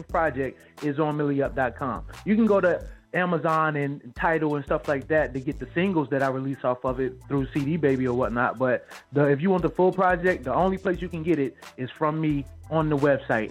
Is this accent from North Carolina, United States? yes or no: yes; Wilmington, North Carolina, United States; also born or lived in Greensboro, North Carolina / Raleigh, North Carolina; now in Charlotte, United States; my hometown, Wilmington, North Carolina. For Charlotte, North Carolina, where I live now.